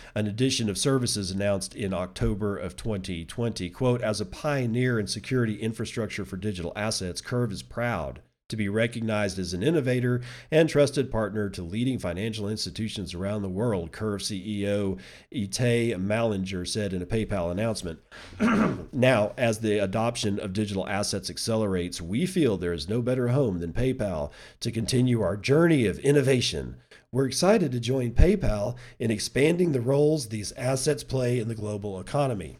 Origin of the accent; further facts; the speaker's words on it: United States; as an American citizen